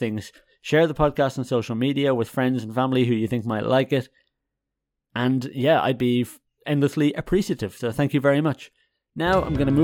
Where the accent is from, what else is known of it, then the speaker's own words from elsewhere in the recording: Dublin, Leinster, Ireland; moved away as an adult; also born or lived in Netherlands / Germany; now in Haarlem, Netherlands; I'm originally from Ireland. So Dubliner